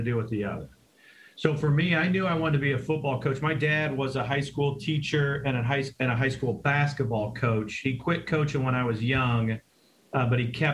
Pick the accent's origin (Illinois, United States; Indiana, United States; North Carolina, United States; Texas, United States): Illinois, United States; Central; moved away as an adult; also born or lived in North Dakota / Florida; now in Buffalo, United States; My wife and I grew up in Central Illinois